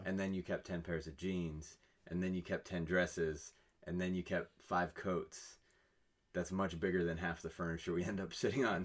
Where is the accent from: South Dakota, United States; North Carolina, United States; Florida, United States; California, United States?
California, United States; I'm from California